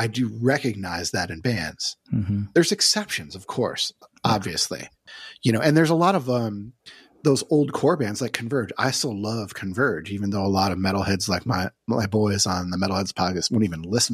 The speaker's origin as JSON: {"language": "English", "town": "Syracuse", "region": "New York", "country": "United States", "tie": "born or raised there", "said": "I grew up in Syracuse, New York"}